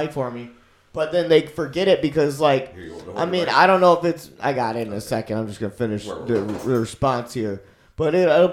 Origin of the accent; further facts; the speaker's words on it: Lorain, Ohio, United States; Lorraine's my hometown